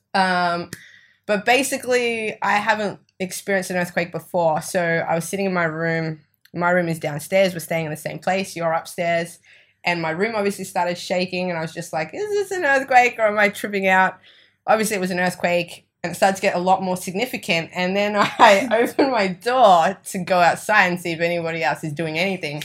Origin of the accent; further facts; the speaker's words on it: Australia; accent: Australian; moved away as an adult; My family are from Italy, but I was born and raised in Australia